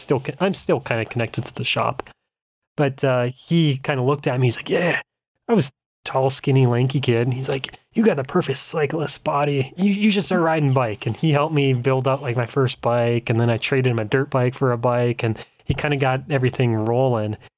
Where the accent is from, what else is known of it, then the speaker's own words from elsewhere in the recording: Bismarck, North Dakota, United States; I'm from Bismarck, capital city, middle of state